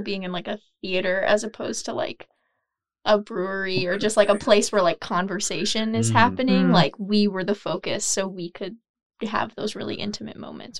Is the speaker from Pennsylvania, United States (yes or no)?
yes; Allentown, Pennsylvania, United States; I have lived here my whole life. I was born in Allentown.